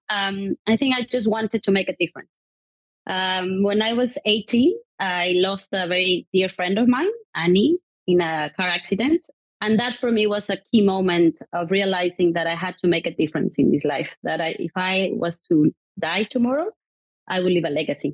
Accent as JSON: {"language": "English", "country": "Mexico", "tie": "born or raised there", "moved": "yes", "lives_now": "United Kingdom", "said": "I was brought up in Mexico, which I love my country"}